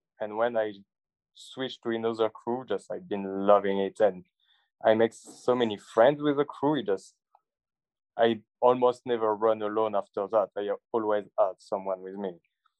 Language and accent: English; France; moved away as an adult; also born or lived in Toronto / Australia; I'm from France. I've been traveling for the last 6 years around the world